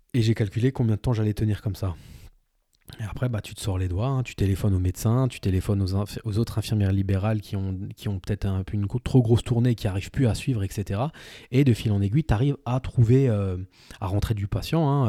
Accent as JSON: {"language": "French", "area": "village 30 minutes from Saverne", "region": "Grand Est", "country": "France", "tie": "born or raised there", "said": "dans mon village, dont, là où j'ai grandi, là où je suis originaire"}